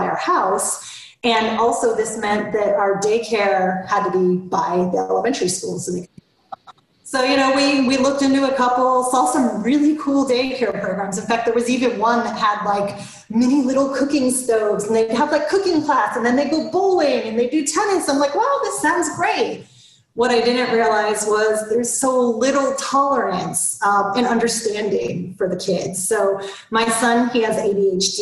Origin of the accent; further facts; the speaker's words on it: Florida, United States; now in Atlanta, United States; I grew up in Florida